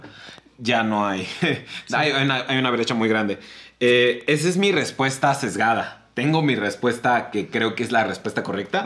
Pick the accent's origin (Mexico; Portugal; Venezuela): Mexico; yo soy mexicano, o sea, yo sé cómo es mi abuelita